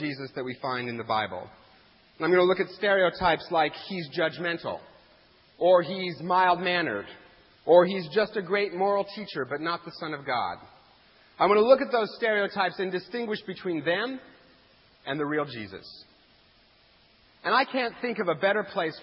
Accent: Eastern Washington, United States; moved away; I'm from Eastern Washington

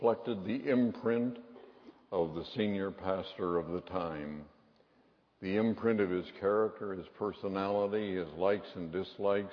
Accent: Seattle, Washington, United States; when I was a boy growing up in Westminster Presbyterian Church in Seattle

